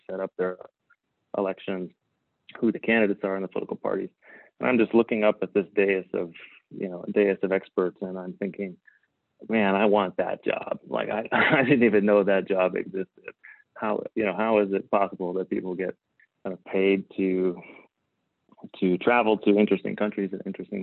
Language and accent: English; Spokane, Washington, United States; moved away; growing up in Spokane, Washington